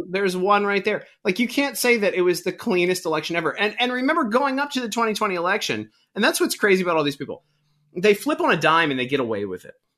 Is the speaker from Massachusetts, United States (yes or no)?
no; Baltimore, Maryland, United States; I grew up in Baltimore